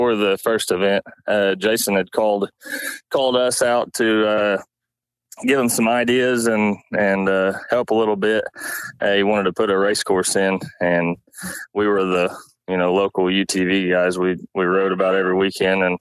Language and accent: English; Langley, Oklahoma, United States; I'm from Langley, Oklahoma